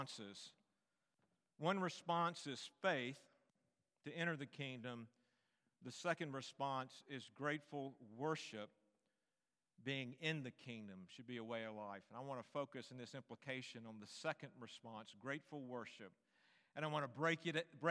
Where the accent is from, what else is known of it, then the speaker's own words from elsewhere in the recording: United States; who were born citizens of this country